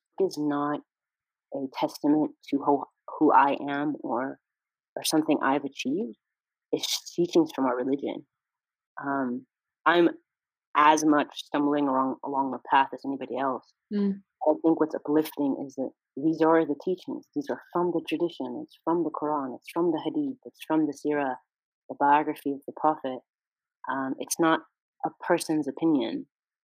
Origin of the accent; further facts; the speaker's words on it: California, United States; I was born and raised in California